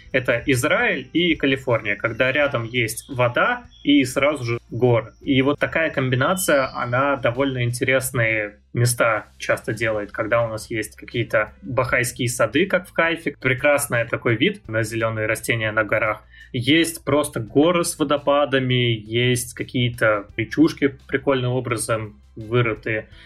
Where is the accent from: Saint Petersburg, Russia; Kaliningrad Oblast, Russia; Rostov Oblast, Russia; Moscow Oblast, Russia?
Saint Petersburg, Russia; moved away as an adult; now in Israel; я родился в Питере, прожил кучу лет в Питере, больше 20 получается